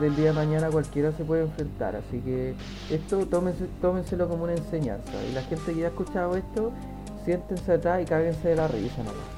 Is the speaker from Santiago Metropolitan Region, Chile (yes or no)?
yes; Maipú, Santiago Metropolitan Region, Chile; somos de Maipú